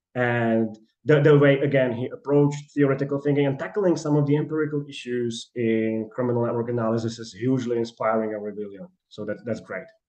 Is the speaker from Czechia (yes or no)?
yes; Czechia; moved away as an adult; now in Manchester, United Kingdom; I applied for Charles University in Prague because I'm from Czechia